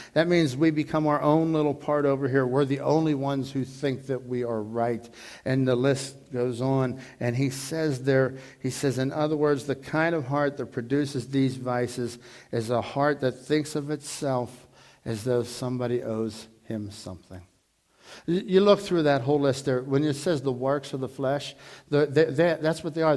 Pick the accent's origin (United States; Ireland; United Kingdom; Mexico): United States; Dormont, Pennsylvania; growing up in Dormont. You know, I lived on Arkansas Avenue